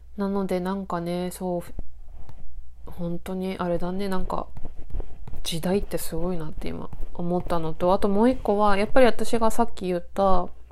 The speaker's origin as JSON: {"language": "Japanese", "region": "Akita", "country": "Japan", "tie": "born or raised there", "also_born_or_lived": "Sendai / Chigasaki", "moved": "as an adult", "said": "一旦地元の秋田に帰ったんですよね。"}